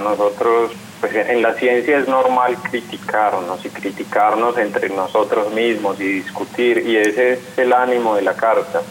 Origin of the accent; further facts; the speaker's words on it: Colombia; los otros 11 sí, somos colombianos trabajando pues, en distintos lugares del mundo.